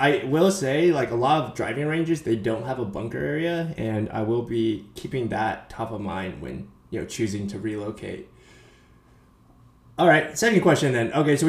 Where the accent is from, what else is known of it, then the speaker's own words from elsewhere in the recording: Pleasanton, California, United States; moved away; I grew up in Pleasanton